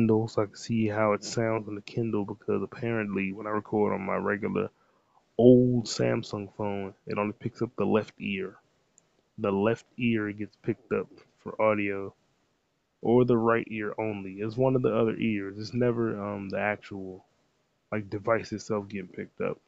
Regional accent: United States; I'm an American

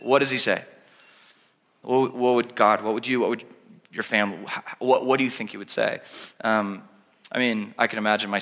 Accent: California, United States; now in Oregon, United States; I'm Californian at heart

